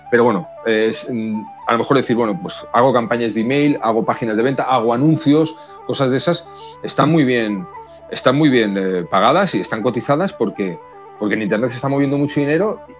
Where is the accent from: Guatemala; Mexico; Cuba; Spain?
Spain; Madrid, Community of Madrid; Sí, yo voy a Madrid a menudo, sí, soy madrileño, nací en Madrid, lo que pasa es que he estado por, muchos sitios, he ido muchos años fuera